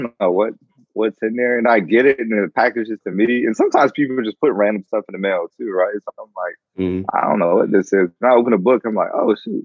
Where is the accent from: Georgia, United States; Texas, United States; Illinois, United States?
Georgia, United States; moved away as an adult; now in Guam; I came from Georgia, right? So all my family's down there